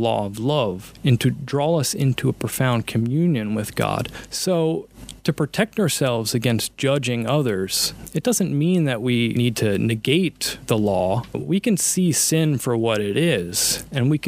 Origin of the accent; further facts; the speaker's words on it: West Grove, Pennsylvania, United States; I'm from Assumption of the Blessed Virgin Mary in West Grove